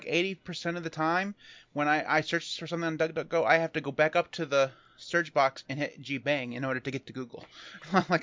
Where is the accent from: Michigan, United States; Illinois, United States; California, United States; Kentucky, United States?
Michigan, United States; I'm from Michigan. We don't say yeehaw here